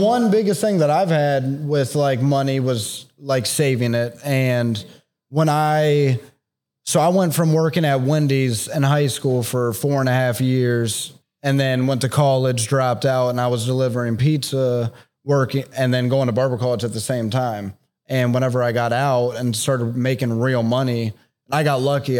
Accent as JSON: {"language": "English", "town": "Canton", "region": "Ohio", "country": "United States", "tie": "born or raised there", "lives_now": "Columbus, United States", "said": "I was from Canton, so I went to high school with a lot of people I graduated"}